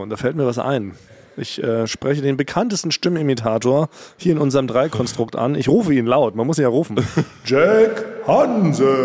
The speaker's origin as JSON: {"language": "German", "region": "Berlin", "country": "Germany", "tie": "born there", "said": "ich bin ja als, als gebürtiger Berliner kenne ich tatsächlich nur diese ganzen Berliner Morningshows"}